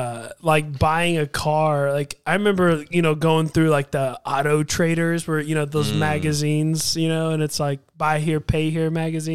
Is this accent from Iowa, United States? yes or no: no; Tucson, Arizona, United States; I grew up in Tucson, Arizona for most of like my kid years, like under 10.